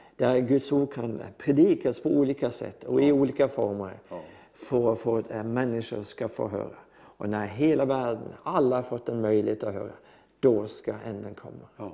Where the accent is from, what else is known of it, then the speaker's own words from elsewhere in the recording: Norway; Swedish is a second language; jag är norsk